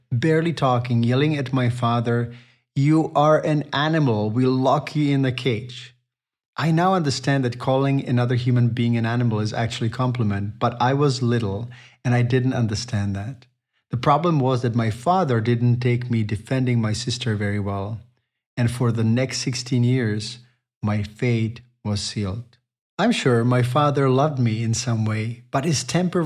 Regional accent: Chomutov, Ústí nad Labem Region, Czechia; my hometown of Chomutov

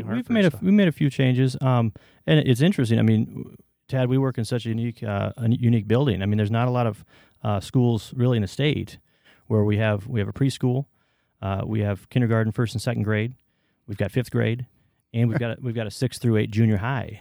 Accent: Waterloo, Iowa, United States; also born or lived in Evanston, Illinois / northern suburbs of Chicago; moved to Waterloo with my family

